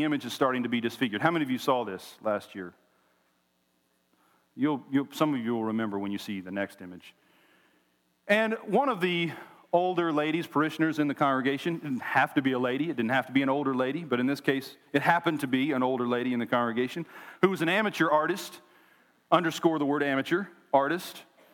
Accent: Oklahoma, United States; moved away as an adult; now in Tennessee, United States; We were both born and raised in Oklahoma

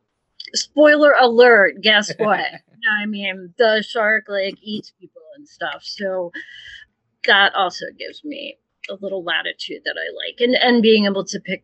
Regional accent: Edgartown, Massachusetts, United States; also born or lived in New Orleans; I grew up on Martha's Vineyard

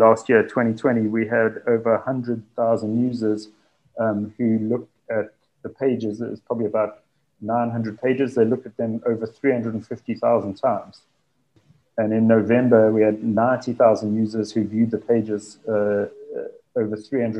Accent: Durban, KwaZulu-Natal, South Africa; So I'm from Durban, which is in KwaZulu-Natal, which is a province in South Africa

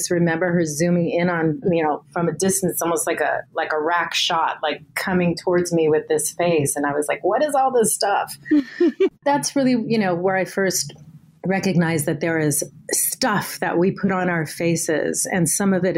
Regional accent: Southern California, United States; I was born in Southern California. My mother's Mexican. My father's Portuguese and Irish.

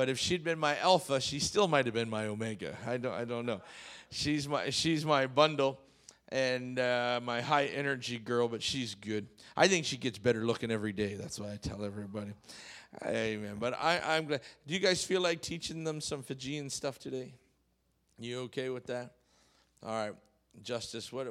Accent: Canada; moved away; I grew up in Canada

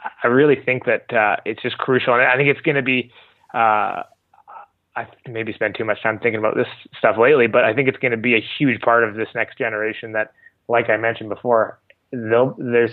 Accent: Canada; being a Canadian and living in Canada

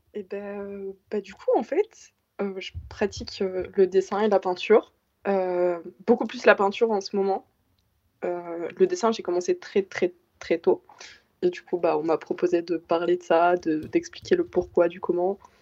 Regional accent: Belgium; J'ai actuellement 17 ans et je mmh. viens de, de Bertry

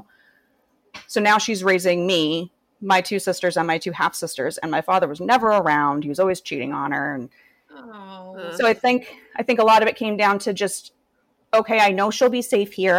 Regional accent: Massachusetts, United States; I'm from Massachusetts in the States

